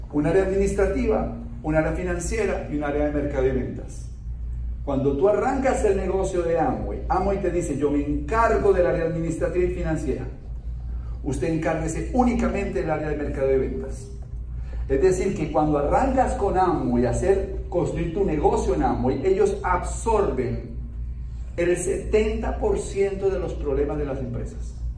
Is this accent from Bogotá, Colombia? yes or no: yes; Bogotá, Colombia; Yo soy colombiano, nací en Bogotá, soy un bogotano de clase media